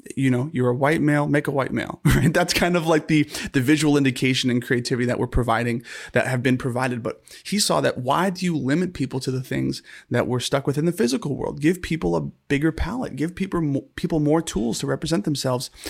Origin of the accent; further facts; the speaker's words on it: San Diego, California, United States; also born or lived in Los Angeles; growing up in San Diego, California